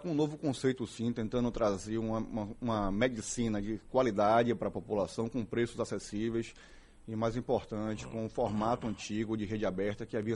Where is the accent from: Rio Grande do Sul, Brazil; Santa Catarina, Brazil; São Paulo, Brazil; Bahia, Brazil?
Bahia, Brazil; queria agradecer a oportunidade de estar aqui na Casa da Sociedade como bom baiano que sou, durante muitos anos da minha infância, desfrutei aqui da jornada esportiva de vocês